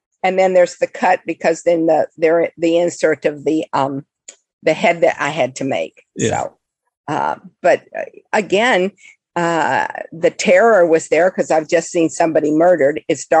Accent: Florida, United States; I was born in Florida

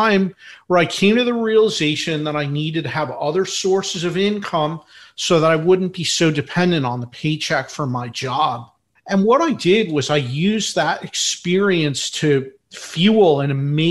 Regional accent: Philadelphia, Pennsylvania, United States; I'm from Philadelphia, in Philadelphia, PA.

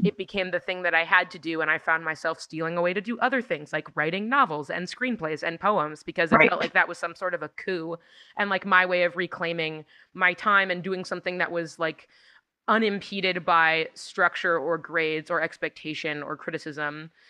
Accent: Los Angeles, California, United States; my hometown's

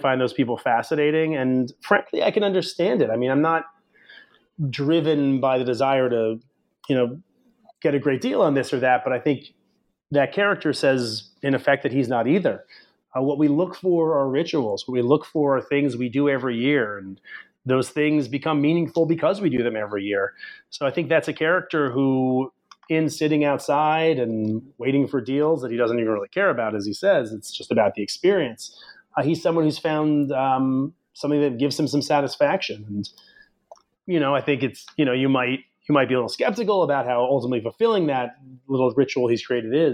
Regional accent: New England, United States; I grew up in New England, and that backdrop of 91 and Connecticut and Bradley Airport, those are some of the scenes of my own childhood

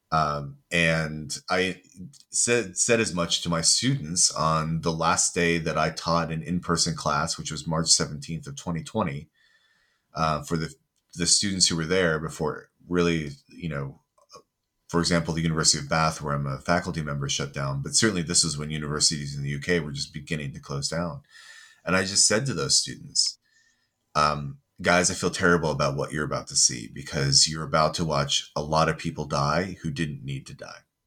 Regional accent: United States; moved away as an adult; now in United Kingdom; I am originally from the States, but I live in the U K and work in the U K

